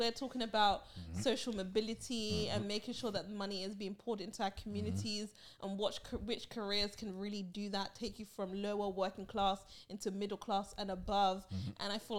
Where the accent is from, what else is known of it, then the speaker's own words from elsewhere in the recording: Barbados; someone that I've known for over 5 years in my home country.